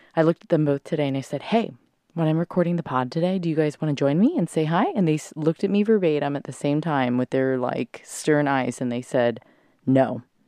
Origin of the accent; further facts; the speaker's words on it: Southern California, United States; moved away; I'm in SoCal